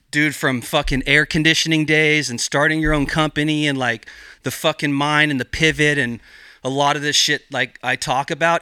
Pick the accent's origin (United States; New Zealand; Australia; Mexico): United States; Gualala, California; I grew up in Mendocino County in this small little town called Wallala